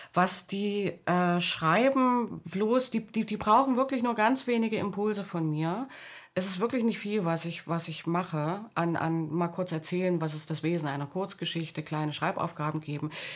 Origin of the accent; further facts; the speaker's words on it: Thuringia, Germany; moved away; also born or lived in Leipzig / West Berlin / Hamburg; Ich bin in Thüringen an der Grenze zu Westdeutschland aufgewachsen.